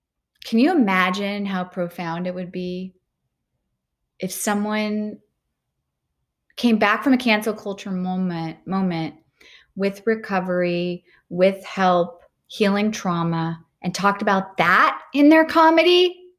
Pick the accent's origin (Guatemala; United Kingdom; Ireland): Ireland; I'm Irish. So there you go.